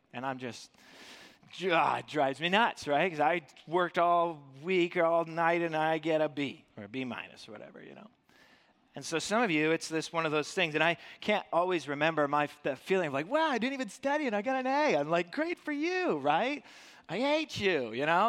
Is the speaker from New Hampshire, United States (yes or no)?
yes; Dublin, New Hampshire, United States; So I grew up here in the Monadnock region and, um, grew up i-, in Dublin